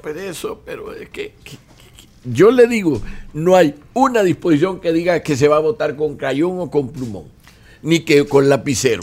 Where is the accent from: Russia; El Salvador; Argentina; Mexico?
El Salvador; cómo somos los salvadoreños